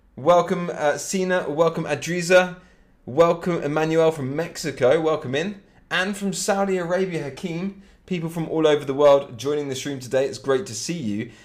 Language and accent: English; Cambridge, East of England, United Kingdom; I'm exactly from Cambridge um, in England, which is part of Great Britain and it's about an hour north of London, Cambridge